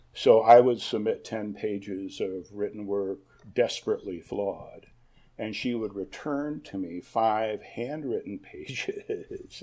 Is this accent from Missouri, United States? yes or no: no; Ann Arbor, Michigan, United States; I grew up um, pretty much on central campus at the University of Michigan